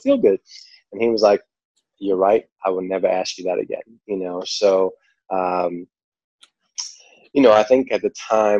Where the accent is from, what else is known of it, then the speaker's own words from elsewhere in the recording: New York, United States; accent: New York; my New York accent